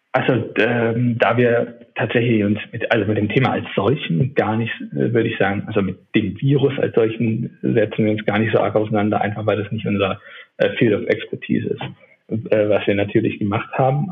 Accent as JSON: {"language": "German", "town": "Neuwied", "region": "Rhineland-Palatinate", "country": "Germany", "also_born_or_lived": "Munich", "moved": "as an adult", "lives_now": "Berlin, Germany", "said": "bin aber eigentlich aus dem Rheinland, komme aus äh, dem schönen Städtchen Neuwied"}